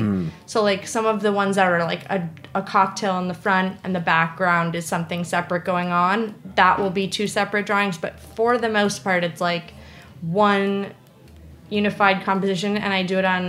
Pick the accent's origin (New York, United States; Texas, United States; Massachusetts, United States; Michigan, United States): New York, United States; I'm like a New Yorker